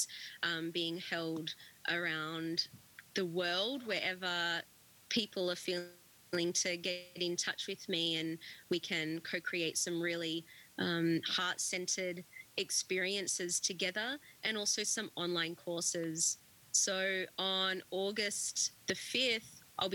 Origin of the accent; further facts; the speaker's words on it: Australia; being Australian